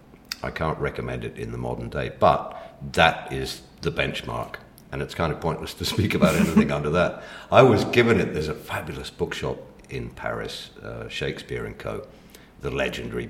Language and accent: English; Mexico; moved away; I grew up in Mexico